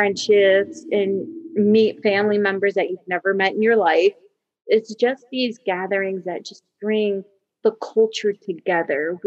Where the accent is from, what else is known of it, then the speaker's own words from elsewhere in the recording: Maryland, United States; moved away as an adult; also born or lived in Saudi Arabia / Canada; now in Houston, United States; I was born in Saudi Arabia during the Lebanese Civil War. And then my parents moved to Maryland when I was almost 2 years old in 88. So from January 88 to basically May 2012, I was in Maryland.